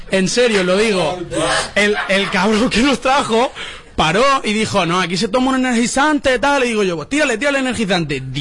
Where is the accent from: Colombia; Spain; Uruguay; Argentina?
Spain; Alicante, Valencian Community; De Alicante.